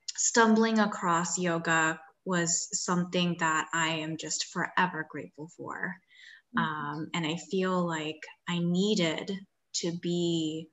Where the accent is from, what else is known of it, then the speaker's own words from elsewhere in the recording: Gaithersburg, Maryland, United States; first language Spanish; English is a second language; moved away as an adult; also born or lived in Washington, D.C. / Syracuse, New York; I actually was born and raised in the Washington, D.C. area, grew up in the Gaithersburg, Maryland area.